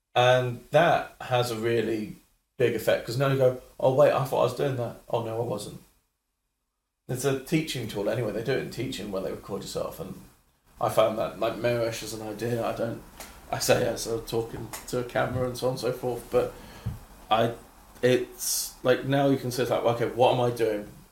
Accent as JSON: {"language": "English", "region": "London", "country": "United Kingdom", "tie": "born or raised there", "said": "I grew up in London"}